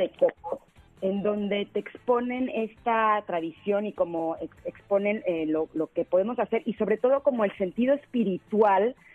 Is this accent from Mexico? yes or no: yes; Mexico; a pesar de que soy mexicana, siempre he vivido en México y demás